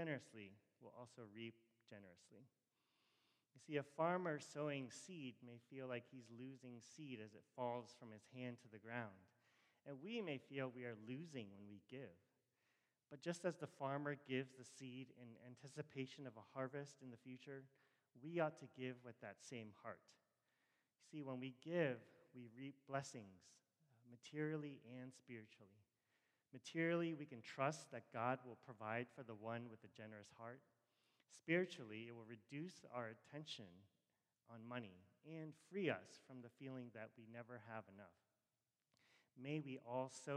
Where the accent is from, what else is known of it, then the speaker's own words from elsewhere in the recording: Rockville, Maryland, United States; I grew up in Rockville